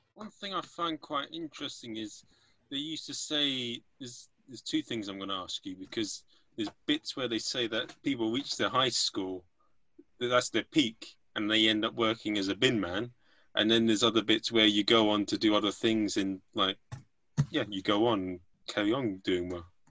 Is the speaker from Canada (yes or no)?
no; England, United Kingdom; I'm an Englishman.